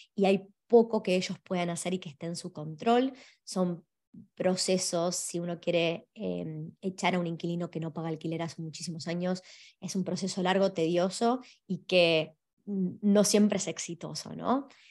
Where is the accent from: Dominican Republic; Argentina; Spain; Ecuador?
Argentina; now in Australia; hablo de Argentina, que es de donde vengo